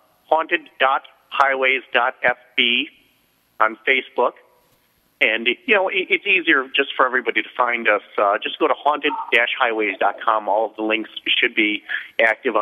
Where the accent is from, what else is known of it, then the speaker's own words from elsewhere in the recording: Chicago, Illinois, United States; accent: Chicago; I make fun of my Chicago accent too